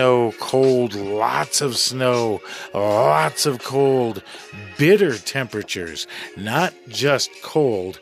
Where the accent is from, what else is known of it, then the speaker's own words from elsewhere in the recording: Midwest, United States; moved away; I grew up in the Midwest.